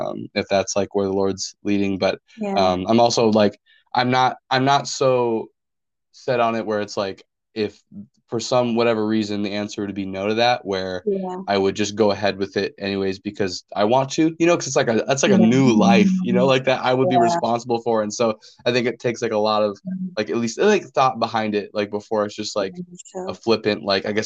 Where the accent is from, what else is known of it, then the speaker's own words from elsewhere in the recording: North Dakota, United States; now in Kansas, United States; I'm originally from North Dakota